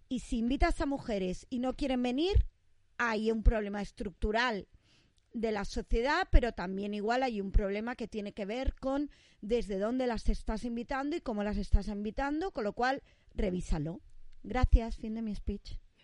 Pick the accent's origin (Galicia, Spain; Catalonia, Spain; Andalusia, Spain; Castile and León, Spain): Catalonia, Spain; somos catalanas.